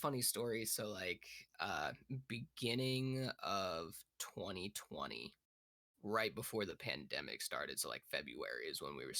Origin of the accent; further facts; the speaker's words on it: Fremont County, Colorado, United States; I originally come from Fremont County, Colorado